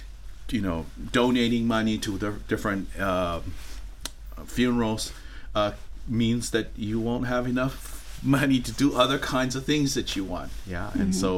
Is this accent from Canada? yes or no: no; West Valley City, Utah, United States; also born or lived in Tonga; So I grew up in West Valley City, Utah, and also Tongai. Went back and forth.